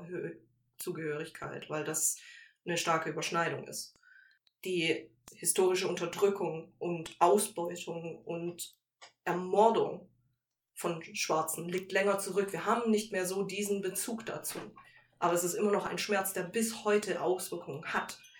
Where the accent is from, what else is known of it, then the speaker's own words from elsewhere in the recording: Germany; also born or lived in Malaysia; ich bin in Deutschland groß geworden